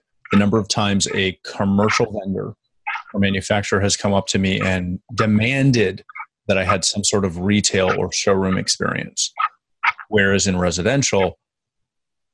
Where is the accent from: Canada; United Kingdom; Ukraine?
Canada; For us being Canadian